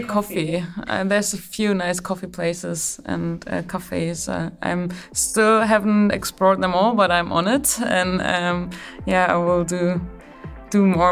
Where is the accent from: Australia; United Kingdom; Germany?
Germany; moved away; we don't have like, a lot of big stars in, in Germany. It's more, um, about the team, and that's what you get taught, like, and also that's what I was brought up